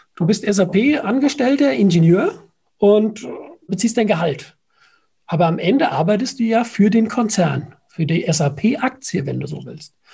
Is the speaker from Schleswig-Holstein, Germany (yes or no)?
no; Nackenheim, Rhineland-Palatinate, Germany; Ich bin ein Nackenheimer.